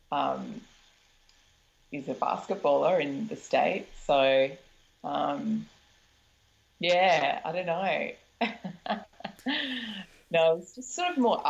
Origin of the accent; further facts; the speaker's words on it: Melbourne, Victoria, Australia; I'm from Melbourne